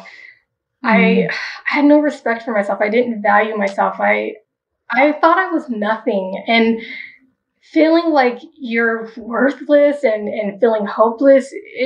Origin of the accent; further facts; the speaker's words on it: Wichita, Kansas, United States; now in Denver, United States; I was born in Wichita, Kansas. And at that point, my mother and my sisters lived with my father's mother, and she was Catholic. And so for a while there, we did go to Catholic churches. And then when we moved to Denver, where I'm here now